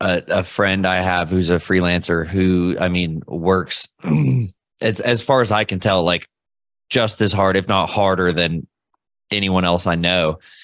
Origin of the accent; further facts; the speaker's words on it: Louisville, Kentucky, United States; I'm from Louisville, Kentucky